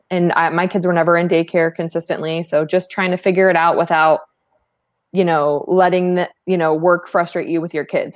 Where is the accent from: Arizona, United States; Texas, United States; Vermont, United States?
Arizona, United States; East Valley; Arizona native, one of the few, right? Born and raised in the East Valley